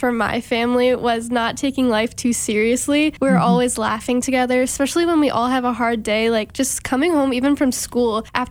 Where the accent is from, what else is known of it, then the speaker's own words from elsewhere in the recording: Cedar Lake, Indiana, United States; moved away; I'm from Cedar Lake, Indiana.